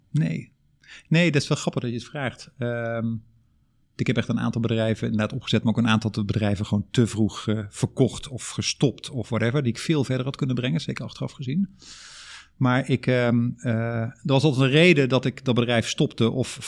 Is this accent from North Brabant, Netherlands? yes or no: yes; Drunen, North Brabant, Netherlands; accent: Brabant; Eh, opgegroeid in Drunen, Brabant. Zeg de Brabander. Ik ben die uh, Brabantse accent ben ik onderweg ergens verloren.